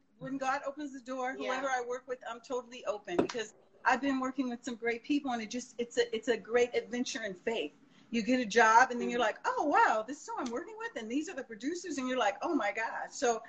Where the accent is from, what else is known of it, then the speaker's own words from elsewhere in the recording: Guam; moved away as an adult; I grew up in Guam, and I graduated from Howard, and I went home to Guam